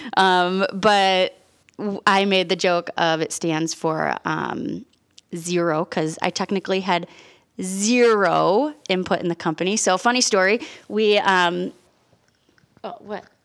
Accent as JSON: {"language": "English", "town": "Chicago", "region": "Illinois", "country": "United States", "said": "we're from Chicago, and when we get heated and we have conversations, we talk loud"}